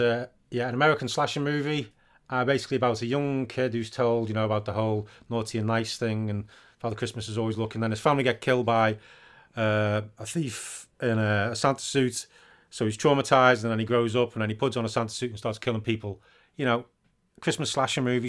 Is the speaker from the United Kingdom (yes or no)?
yes; United Kingdom; I'm British.